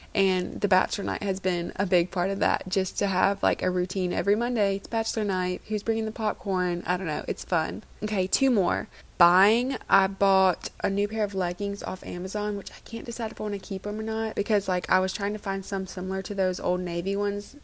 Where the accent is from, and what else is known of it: Oxford, Mississippi, United States; born or raised there; moved away